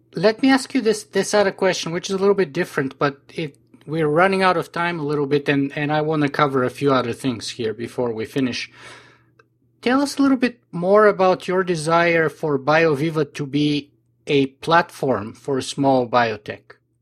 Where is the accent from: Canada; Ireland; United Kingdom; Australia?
Canada; as a Canadian